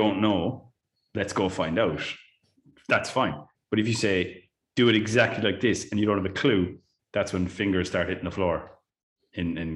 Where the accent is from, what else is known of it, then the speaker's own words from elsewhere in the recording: Ireland; as an Irish teacher